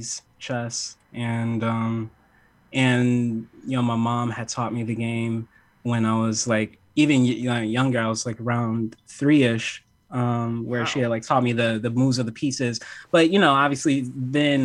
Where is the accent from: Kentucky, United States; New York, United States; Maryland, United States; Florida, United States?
New York, United States; New York City; I'm from Harlem